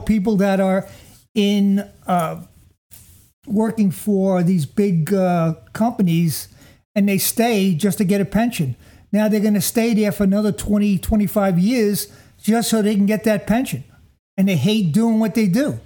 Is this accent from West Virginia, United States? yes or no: no; Jersey City, New Jersey, United States; I come from Jersey City